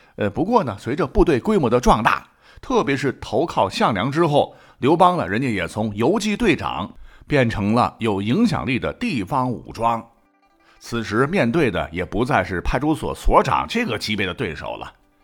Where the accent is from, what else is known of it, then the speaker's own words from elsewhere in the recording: Shandong, China; 我们山东这边呢，劝酒的套路很多